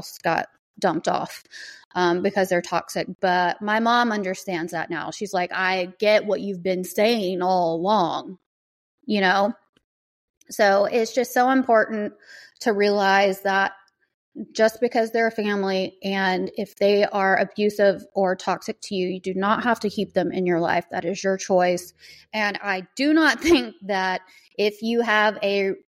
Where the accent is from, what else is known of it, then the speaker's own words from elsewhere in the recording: the South, United States; I grew up in the South, very like kind of Baptist